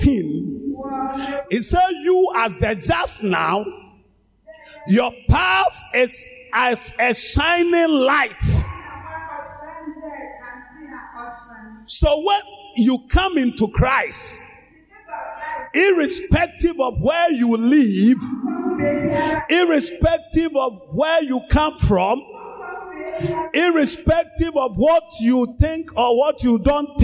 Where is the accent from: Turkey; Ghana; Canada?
Ghana; as a Ghanaian or as a black man